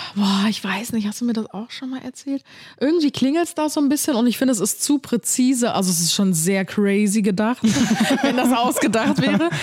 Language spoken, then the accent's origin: German; Cologne, North Rhine-Westphalia, Germany; also born or lived in Ulm; dass ich in Ulm geboren bin und mit einem Jahr nach Köln gezogen bin